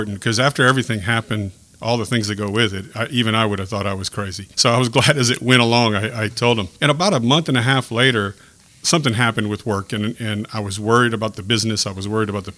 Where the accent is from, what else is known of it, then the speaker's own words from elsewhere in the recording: Lafayette, Louisiana, United States; now in Youngsville, United States; I'm from Lafayette, born and raised